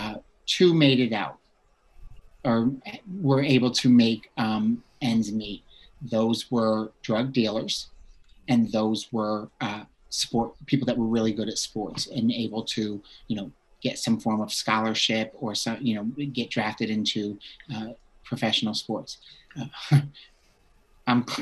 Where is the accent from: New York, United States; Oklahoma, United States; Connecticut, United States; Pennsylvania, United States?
Connecticut, United States; Bridgeport; I grew up in a town called Bridgeport, Connecticut